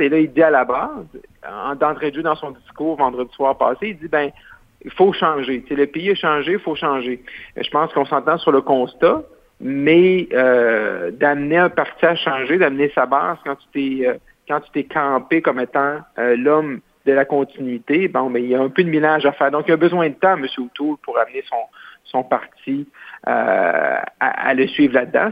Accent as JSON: {"language": "French", "town": "Roberval", "region": "Quebec", "country": "Canada", "tie": "born or raised there", "said": "c'est mon patelin chez moi où je suis né, qui est Robert Val"}